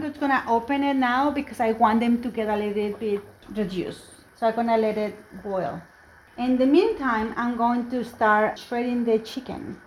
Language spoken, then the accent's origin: English; Mexico; English is a second language; now in United States; I'm an immigrant. I came from Mexico